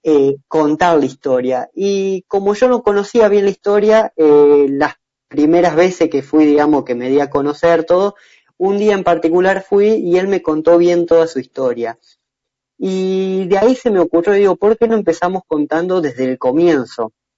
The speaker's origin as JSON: {"language": "Spanish", "town": "San Francisco", "region": "Córdoba", "country": "Argentina", "said": "yo soy de San Francisco, de acá, muy cerca de María Juana"}